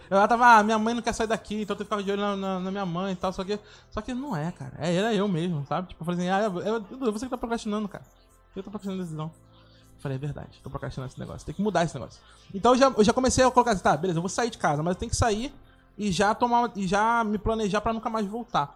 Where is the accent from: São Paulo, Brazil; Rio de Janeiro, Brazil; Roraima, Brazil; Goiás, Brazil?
Rio de Janeiro, Brazil; born or raised there